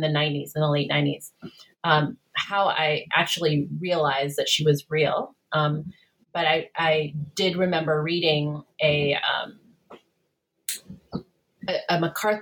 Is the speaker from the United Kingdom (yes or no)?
no; Philippines; when I was growing up in the Philippines